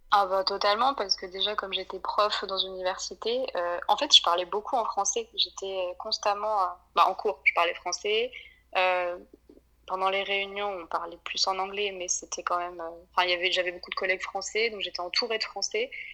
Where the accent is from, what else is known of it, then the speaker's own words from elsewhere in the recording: Clermont-Ferrand, Auvergne-Rhône-Alpes, France; also born or lived in Limerick, Ireland; je suis née à Clermont-Ferrand en France et j'habite toujours